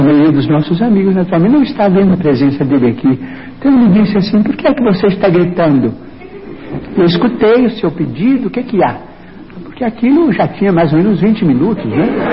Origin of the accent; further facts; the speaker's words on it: Pedro Leopoldo, Minas Gerais, Brazil; moved away as an adult; now in Uberaba, Brazil; Pedro Leopoldo, a terra onde nasci